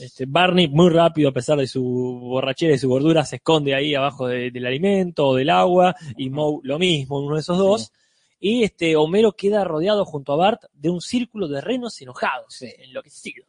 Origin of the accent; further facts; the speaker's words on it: Argentina; Nosotros como argentinos